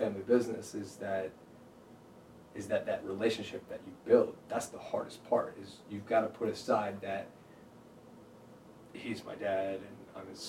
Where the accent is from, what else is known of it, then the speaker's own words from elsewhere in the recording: Dacula, Georgia, United States; also born or lived in Connecticut / New Jersey / India; I moved to Georgia, and then I went to Decula. It was in Gwinnett County. Grew up there all the way through high school, from elementary, middle, high school